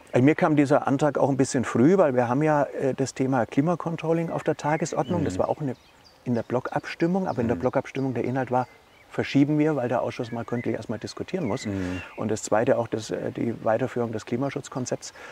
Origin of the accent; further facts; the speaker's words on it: Maintal, Hesse, Germany; Wir kommen beide aus Maintal-Dörnigheim